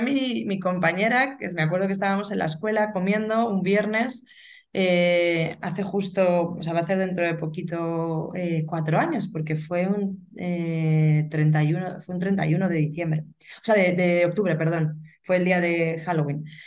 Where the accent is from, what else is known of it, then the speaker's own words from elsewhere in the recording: Burgos, Castile and León, Spain; soy de Burgos y vivo aquí